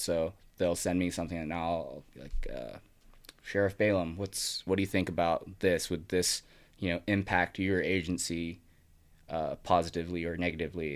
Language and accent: English; Sparks, Nevada, United States; Growing up in Sparks